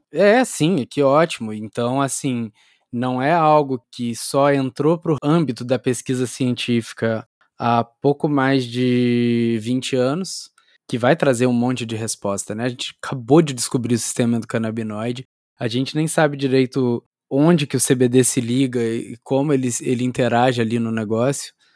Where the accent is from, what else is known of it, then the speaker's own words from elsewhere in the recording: interior of Rio de Janeiro state, Brazil; now in Campinas, Brazil; Eu, eu sou do interior do Rio, e, mas eu estudei aí também no, no Rio Capital